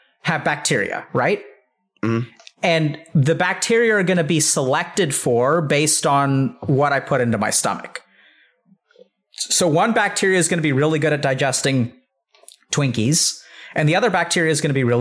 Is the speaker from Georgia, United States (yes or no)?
no; Texas, United States; I'm from Texas